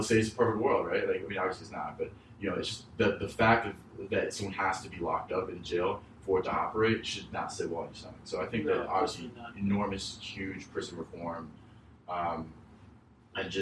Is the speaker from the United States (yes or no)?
yes; United States; I was born and raised in America